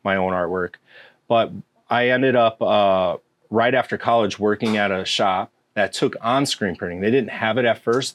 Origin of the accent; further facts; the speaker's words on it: Round Lake, Illinois, United States; also born or lived in Chicago; I grew up right down the road in Round Lake.